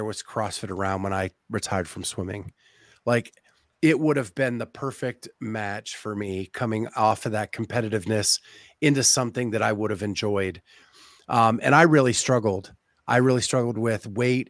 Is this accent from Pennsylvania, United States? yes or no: yes; Pennsylvania, United States; now in Ohio, United States; I grew up in Pennsylvania, so I'm a Penn State fan